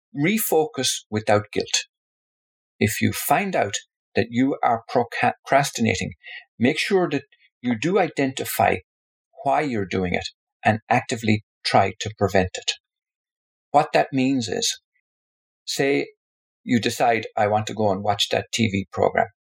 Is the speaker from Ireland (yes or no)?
yes; Tipperary, Munster, Ireland; my home, where I was born in Tipperary in the Republic of Ireland